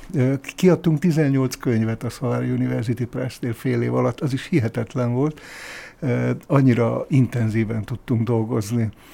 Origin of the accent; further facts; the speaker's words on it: Kunsziget, Győr-Moson-Sopron, Hungary; also born or lived in Abda; egy Kunsziget nevű Győr melléki faluban töltöttem az általános iskolás koromat